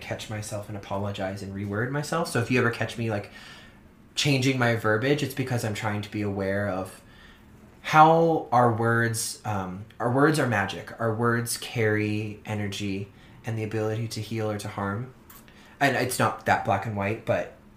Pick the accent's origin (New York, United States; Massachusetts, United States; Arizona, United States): Massachusetts, United States; Orleans; moved away; growing up on Cape Cod in Massachusetts, where everything is very old